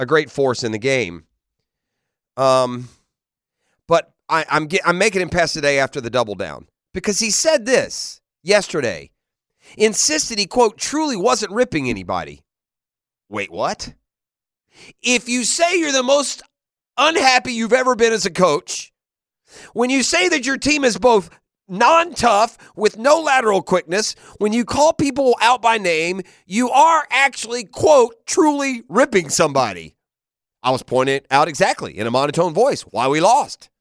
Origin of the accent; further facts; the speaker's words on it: Tennessee, United States; now in Jacksonville, United States; I grew up in Tennessee